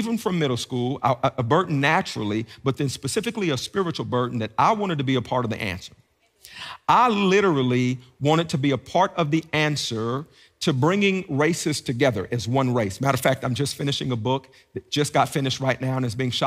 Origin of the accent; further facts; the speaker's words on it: Beckley, West Virginia, United States; moved away as an adult; also born or lived in Washington, D.C.; now in Gainesville, United States; I grew up in Southern West Virginia